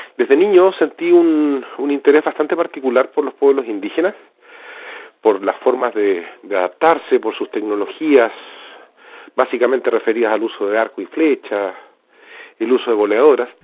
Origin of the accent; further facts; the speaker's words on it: Southern Patagonia, Magallanes and Chilean Antarctica, Chile; also born or lived in Valdivia, Chile; quienes somos de Patagonia Austral, de Magallanes